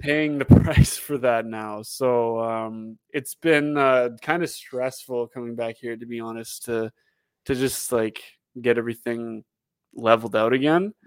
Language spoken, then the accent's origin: English; Canada; also born or lived in Calgary; we were all Canadian